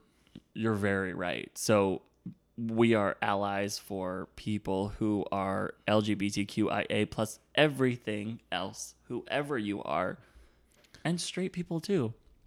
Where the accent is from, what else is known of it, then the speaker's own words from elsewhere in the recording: Virginia, United States; I'm from Virginia and gay people aren't welcome there. And I grew up in this town when it wasn't accepting.